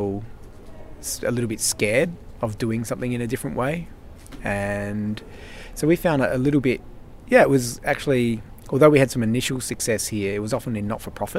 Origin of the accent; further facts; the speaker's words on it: Melbourne, Victoria, Australia; we're over from Melbourne, Australia for 1 week